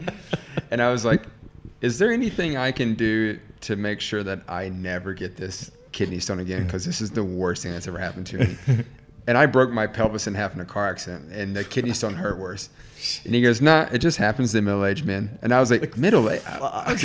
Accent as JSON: {"language": "English", "region": "the South", "country": "United States", "tie": "born or raised there", "also_born_or_lived": "New York, United States", "moved": "as an adult", "lives_now": "Melbourne, Australia", "said": "I grew up in the South"}